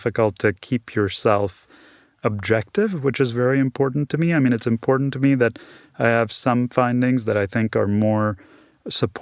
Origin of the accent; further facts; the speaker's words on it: Midwest, United States; also born or lived in New Delhi, India; I was born in New Delhi, India, and came to the United States when I was 9 years old, and grew up mostly in the Midwest